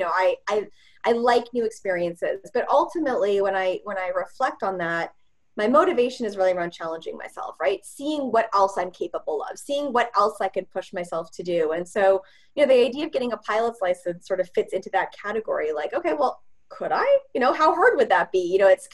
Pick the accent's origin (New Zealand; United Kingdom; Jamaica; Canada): Canada; Edmonton, Alberta; I'm from Edmonton, Alberta, and I grew up in the 80s